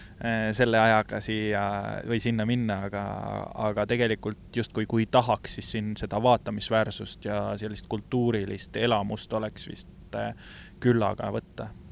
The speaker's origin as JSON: {"language": "Estonian", "country": "Estonia", "said": "me oleme Eestist"}